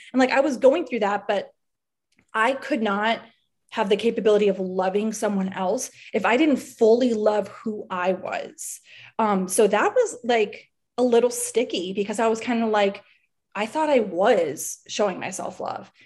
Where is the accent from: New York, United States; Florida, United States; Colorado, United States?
Florida, United States; Miami; I'm from South Florida, I'm from Miami